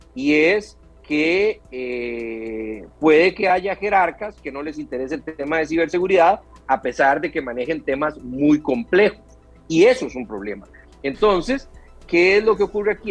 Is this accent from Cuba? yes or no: no; Costa Rica; como costarricense